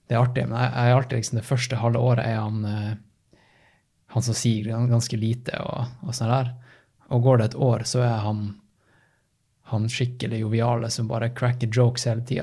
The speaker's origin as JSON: {"language": "Norwegian", "town": "Tromsø", "region": "Troms", "country": "Norway", "tie": "born or raised there", "also_born_or_lived": "Oslo", "moved": "yes", "said": "jeg vokste opp i Tromsdalen."}